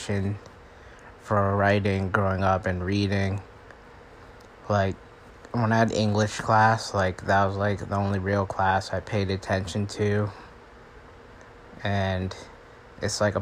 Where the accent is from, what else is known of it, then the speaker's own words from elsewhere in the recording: Long Island, New York, United States; I'm from Long Island